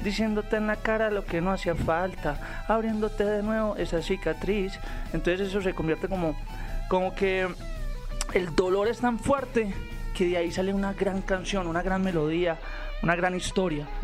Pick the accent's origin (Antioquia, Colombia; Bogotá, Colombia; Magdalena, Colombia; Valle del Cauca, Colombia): Antioquia, Colombia; Medellín; yo vengo de Medellín, donde es la meca del pop